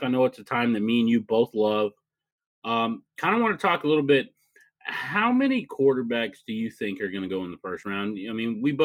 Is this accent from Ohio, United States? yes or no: no; Lubbock, Texas, United States; I grew up in Lubbock, Texas.